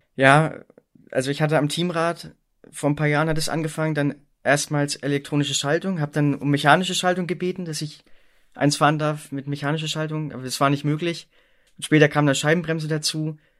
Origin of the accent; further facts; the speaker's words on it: East Germany, Germany; ich komme auch gebürtig aus Ostdeutschland